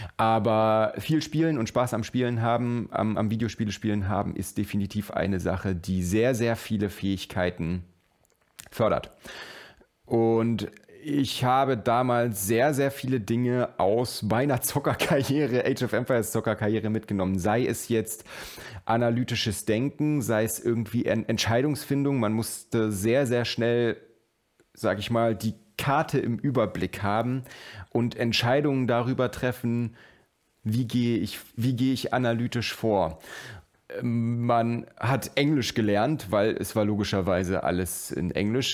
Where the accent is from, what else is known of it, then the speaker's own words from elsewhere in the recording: Germany; Bei uns in Deutschland ist das Thema natürlich sehr, sehr viel später wie immer aufgekommen